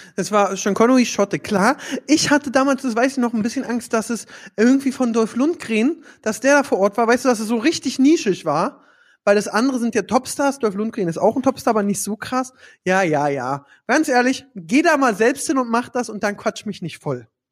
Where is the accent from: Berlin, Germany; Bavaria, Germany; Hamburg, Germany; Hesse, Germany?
Berlin, Germany